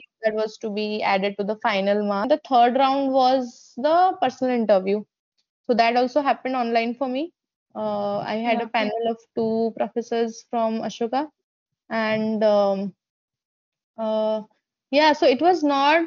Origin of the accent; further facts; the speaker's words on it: Odisha, India; I'm from Odisha.